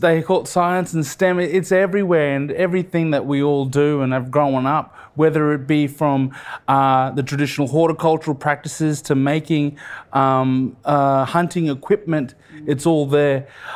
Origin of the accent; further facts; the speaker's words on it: Queensland, Australia; It was a beautiful childhood growing up in Far North Queensland, and also childhood up in the Torres Strait.